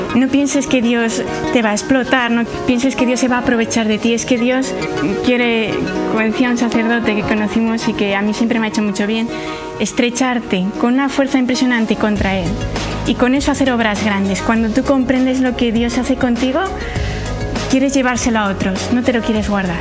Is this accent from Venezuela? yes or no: no; Santander, Cantabria, Spain; Yo nací en Santander